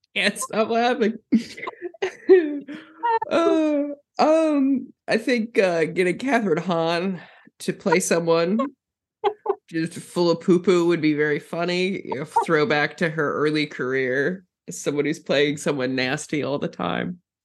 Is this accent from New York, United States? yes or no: no; Minnesota, United States; I'm from Minnesota